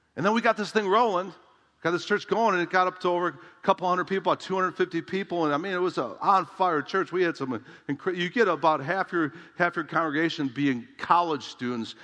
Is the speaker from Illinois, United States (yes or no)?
yes; Chicago, Illinois, United States; moved away as an adult; also born or lived in San Diego, California / Oshkosh, Wisconsin; my home of Chicago